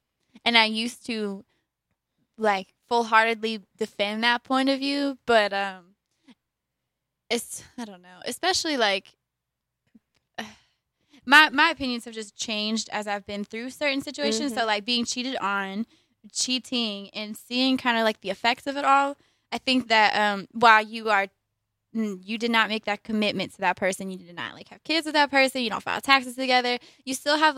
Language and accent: English; Columbus, Georgia, United States; Also, because we're from Columbus, Georgia, and there's Pride Week happening in Opelika